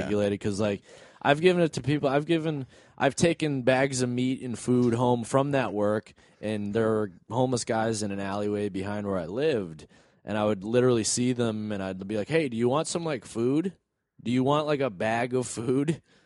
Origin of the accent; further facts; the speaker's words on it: New England, United States; moved away; We're all from New England.